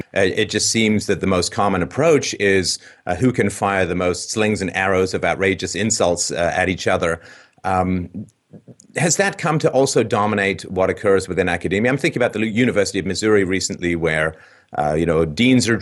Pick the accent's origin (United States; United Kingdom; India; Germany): United Kingdom; England; I grew up in England